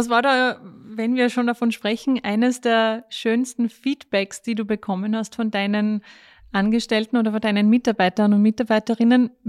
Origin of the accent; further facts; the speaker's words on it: Styria, Austria; Ich habe auch gelesen, wir sind ja beide aus der Steiermark.